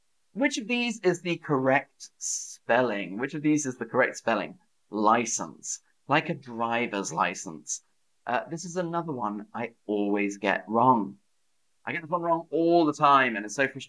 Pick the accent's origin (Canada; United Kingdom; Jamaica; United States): United Kingdom; I'm British